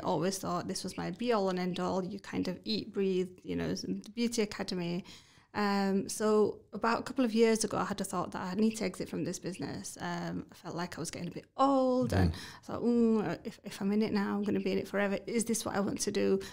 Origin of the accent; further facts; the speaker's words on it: Batley, Yorkshire and the Humber, United Kingdom; I'm from Batley